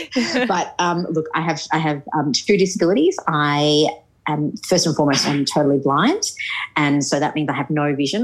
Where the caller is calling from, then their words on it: Sydney, New South Wales, Australia; I am actually calling from Sydney